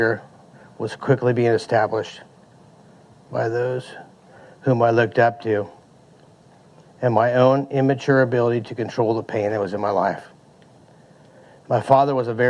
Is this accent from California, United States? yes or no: yes; Modesto, California, United States; I was born in 1970 in Modesto, the oldest child of a family of six children